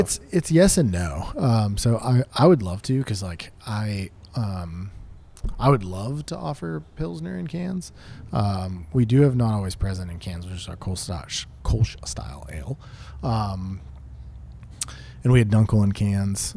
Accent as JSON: {"language": "English", "town": "Pittsburgh", "region": "Pennsylvania", "country": "United States", "said": "we're from Pittsburgh"}